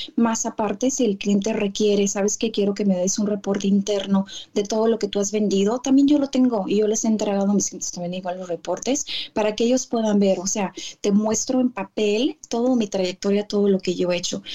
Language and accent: Spanish; California, United States; also born or lived in Tijuana, Mexico; yo soy mexicana, nacida aquí en Estados Unidos de papás mexicanos, pero ya nací en California